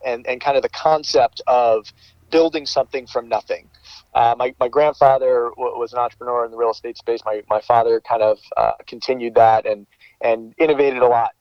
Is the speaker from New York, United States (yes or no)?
yes; New York area, United States; moved away as an adult; now in Bay Area, United States; I'm from the New York area